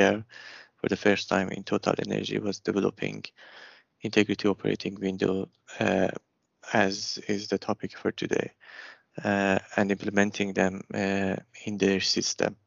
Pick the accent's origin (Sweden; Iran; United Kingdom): Iran; moved away as an adult; also born or lived in Abu Dhabi / Kuala Lumpur; my background, I'm from Iran